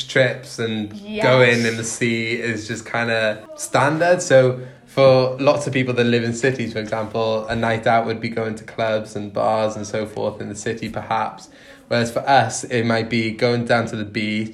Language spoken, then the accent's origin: English; Wales, United Kingdom; moved away as an adult; I'm from Wales and Philly